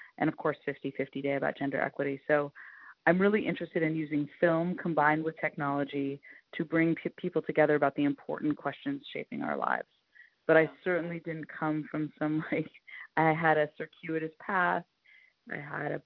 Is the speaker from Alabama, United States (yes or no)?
no; Northern California, United States; I grew up in Northern California in the 70s